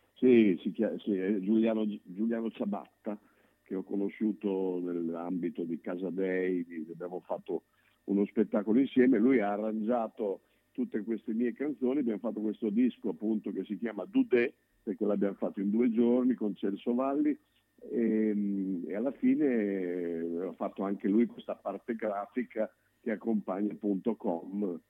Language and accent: Italian; Bologna, Emilia-Romagna, Italy; io sono un bolognese che ama Bologna